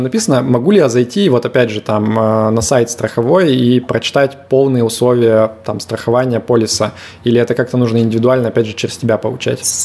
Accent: Yekaterinburg, Sverdlovsk Oblast, Russia; я из Екатеринбурга

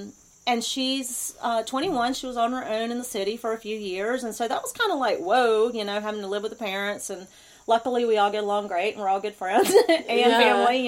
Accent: Wilmington, North Carolina, United States; moved away as an adult; also born or lived in Hudson Valley, New York; I'm a Wilmingtonian, so I grew up in Wilmington and spent pretty much my whole life there until about 2.5 years ago. We moved to the Hudson Valley for my husband's work. And then in May, we moved here to the mountains of North Carolina.

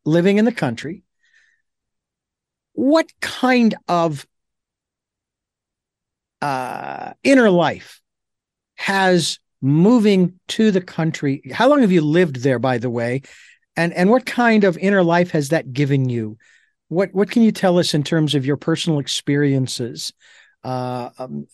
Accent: Phoenix, Arizona, United States; I of course grew up in rural or urban, I should say, Phoenix, Arizona

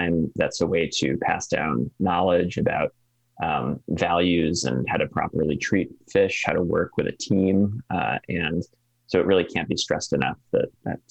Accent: East Coast, near the Connecticut River, New England, United States; now in Alaska, United States; Even the Connecticut River, not far from where I grew up

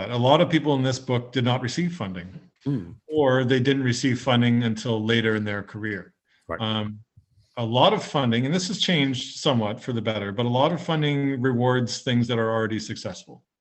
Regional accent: Canada; you know as a Canadian you go abroad and, and Canadian music will come up

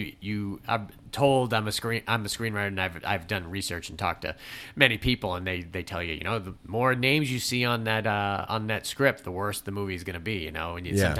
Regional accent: New England, United States; I'm from New England. I grew up going to Cape Cod on vacations or just weekends

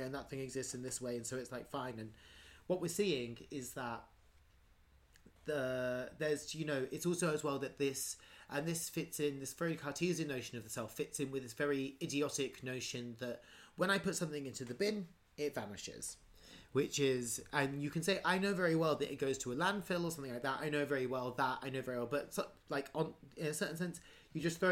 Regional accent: England, United Kingdom; I grew up. I think actually the technical term for what I grew up in is actually a hamlet. but we called it a village.

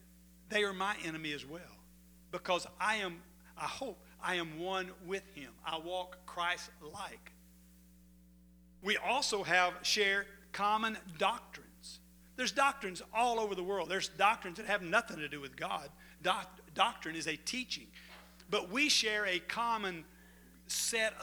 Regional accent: DeQuincy, Louisiana, United States; I was from De Quincey, Louisiana. I had a home pastor

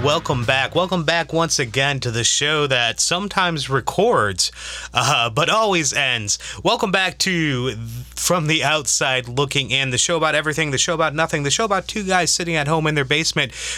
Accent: Chicago, Illinois, United States; I'm still from Chicago. I'm not from New Jersey

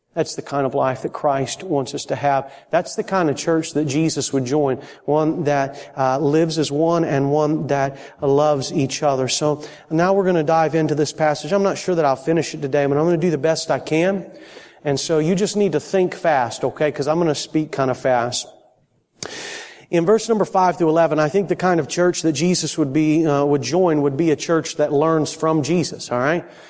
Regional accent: Florida, United States; moved away; I'm from Florida

